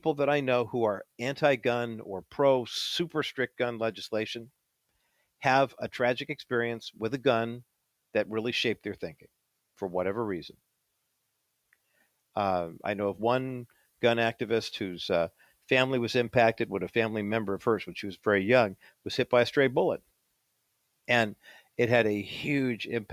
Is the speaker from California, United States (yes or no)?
yes; East Whittier, California, United States; also born or lived in Orange County, California; I grew up in East Whittier, and then we moved to Orange County